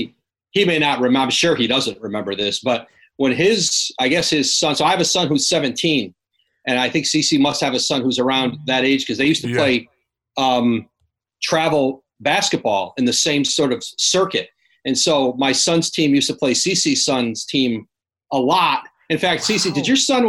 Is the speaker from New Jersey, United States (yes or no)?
no; Bristol, Connecticut, United States; I grew up in Bristol, Connecticut, right down the street from ESPN